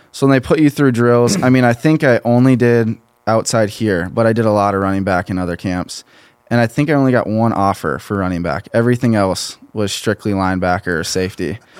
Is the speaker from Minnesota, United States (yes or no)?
yes; Pine Island, Minnesota, United States; I'm from a small town near Rochester, Minnesota, Pine